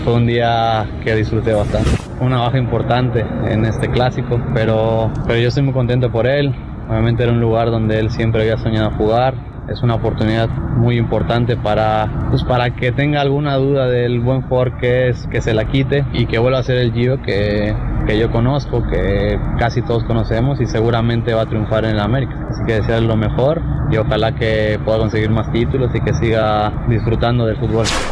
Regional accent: Mexico

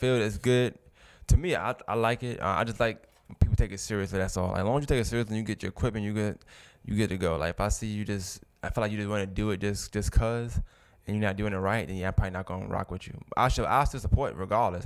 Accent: New York City, New York, United States; now in Augusta, United States; I'm from New York originally

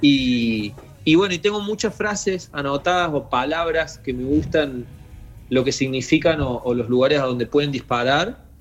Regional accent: Río Tercero, Córdoba, Argentina; moved away; somos dos pibes de Río Tercero, ya no tan pibes. Sí, sí. Pero, pero éramos dos pibes que vivían en Río Tercero, que era una ciudad muy chica del interior

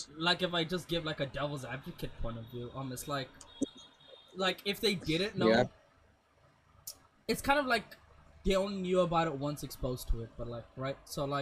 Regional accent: India; We're Indian and broke.

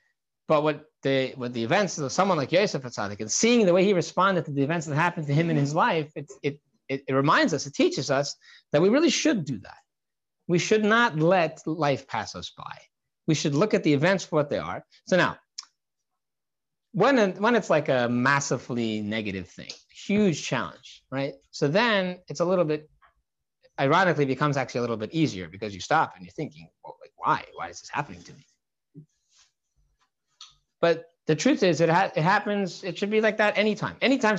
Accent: Santa Barbara, California, United States; when I was a 14-year-old kid I grew up on Shlichus in Santa Barbara, California.

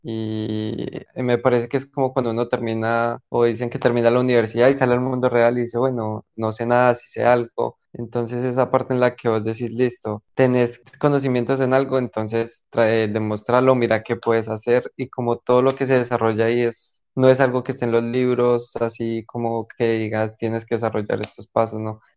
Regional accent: Colombia; moved away as an adult; now in Portugal; yo soy de Colombia, pero ahorita en este momento estoy viviendo pues en Portugal

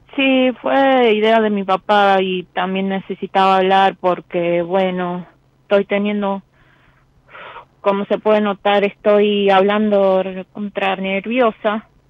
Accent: José León Suárez, Buenos Aires Province, Argentina; De José Lon Suárez, de Chilaver.

